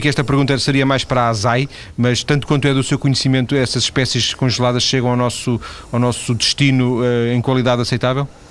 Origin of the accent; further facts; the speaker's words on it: Lisbon, Portugal; now in northern Portugal; Eu, eu nasci em Lisboa, já, já vivo no norte há, há muitos, muitos anos, lembro-me da minha mãe comprar em Lisboa cachuchos